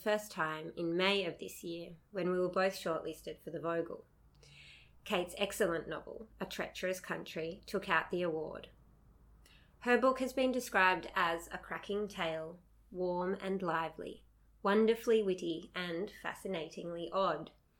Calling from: Mullumbimby, New South Wales, Australia; I come to you from Mullumbimby

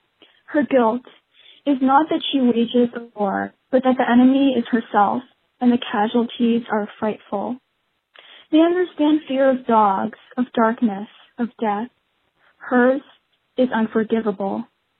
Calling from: Acton, Massachusetts, United States; I'm calling from Acton, Massachusetts.

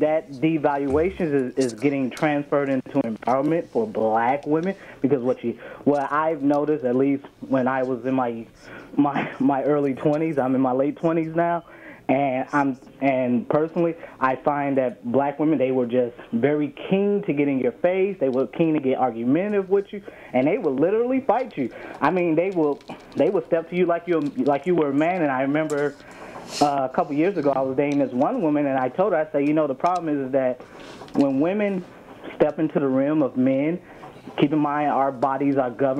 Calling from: Brisbane, Queensland, Australia

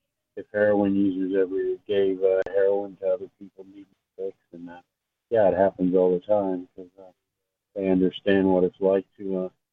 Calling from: Indiana, United States

